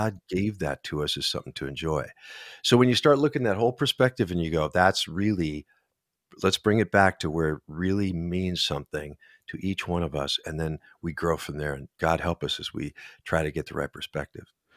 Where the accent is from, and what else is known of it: Minnesota, United States